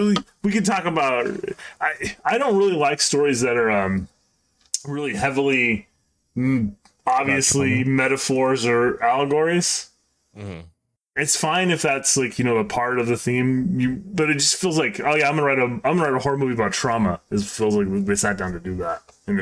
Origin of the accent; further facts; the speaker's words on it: England, United Kingdom; Oh, it's me. I'm English.